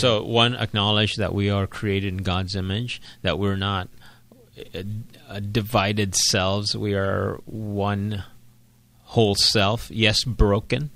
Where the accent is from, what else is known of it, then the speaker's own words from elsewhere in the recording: Philippines; I was born and raised in the Philippines. I'm a Filipino.